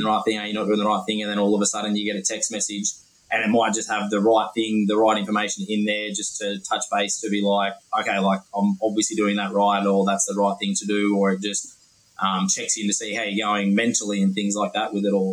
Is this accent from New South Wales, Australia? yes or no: yes; Dubbo, New South Wales, Australia; I'm from Dubbo, which is rural out in the central west